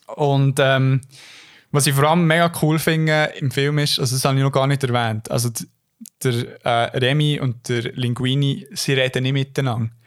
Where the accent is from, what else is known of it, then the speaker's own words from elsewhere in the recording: Switzerland; als Schweizer